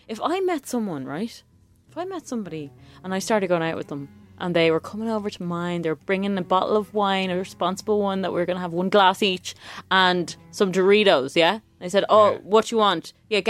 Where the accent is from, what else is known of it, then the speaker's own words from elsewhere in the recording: Ireland; They're crisps to us in Ireland.